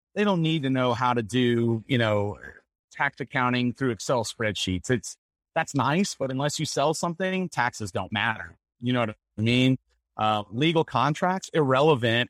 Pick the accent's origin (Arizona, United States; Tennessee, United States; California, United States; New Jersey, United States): Tennessee, United States; Nashville; also born or lived in Lafayette, Louisiana; now in Colorado Springs, United States; I grew up in Nashville, Tennessee